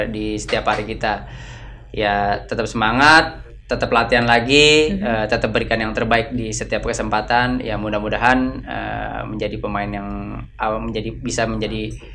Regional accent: Jakarta, Indonesia; also born or lived in Mataram, Lombok / Dalian, China; saya pula pulang ke Jakarta

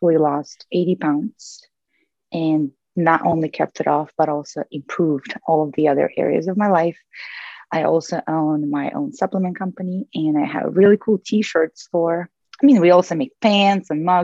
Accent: Russia; moved away as an adult; now in United States; So I moved to the US from Russia when I was 21.

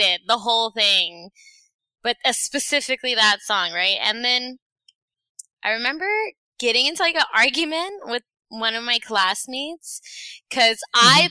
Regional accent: Texas, United States; I was born in Texas

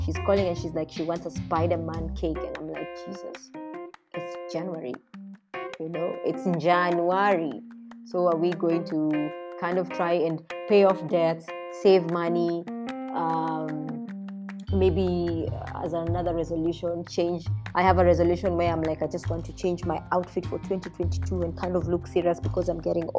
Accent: Kenya

